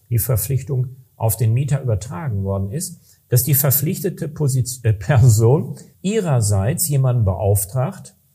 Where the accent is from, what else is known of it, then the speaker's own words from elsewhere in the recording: Recklinghausen, North Rhine-Westphalia, Germany; da hatten wir in Nordrhein-Westfalen, ich komme aus Recklinghausen, das ist ein relativ schneearmes Gebiet